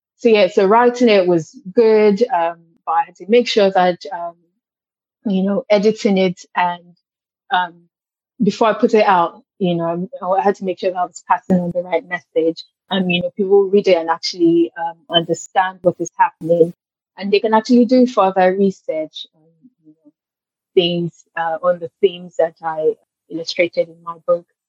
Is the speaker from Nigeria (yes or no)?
yes; Lagos, Nigeria; moved away as an adult; now in New York, United States; I grew up in Lagos